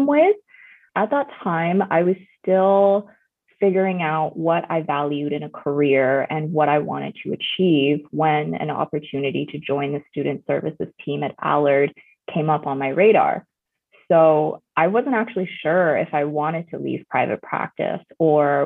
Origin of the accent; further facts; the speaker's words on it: Vancouver, British Columbia, Canada; also born or lived in China; I'm a first generation immigrant from China, and I grew up in Vancouver